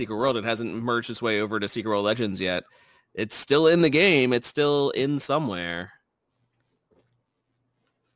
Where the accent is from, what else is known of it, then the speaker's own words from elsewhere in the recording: New Jersey, United States; accent: Jersey; My Jersey accent kicking